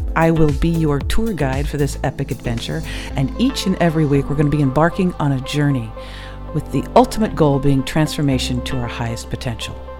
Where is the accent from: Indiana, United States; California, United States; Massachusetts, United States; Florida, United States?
California, United States; Los Angeles; I grew up in Los Angeles in the day